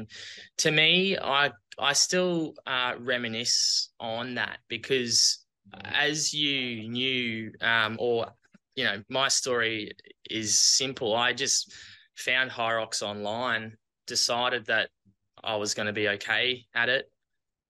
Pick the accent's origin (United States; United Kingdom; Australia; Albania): Australia; accent: Aussie; now that I've come back to Australia, I think I still have my Aussie accent.